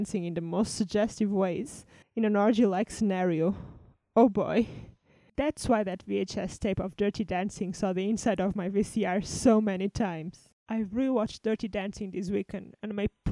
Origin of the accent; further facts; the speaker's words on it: Portugal; now in United Kingdom; I'm from Portugal